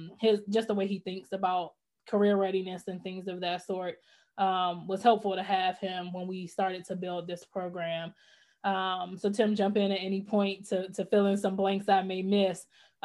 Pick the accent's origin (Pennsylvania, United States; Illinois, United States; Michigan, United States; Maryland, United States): Maryland, United States; College Park; I am a native of College Park, Maryland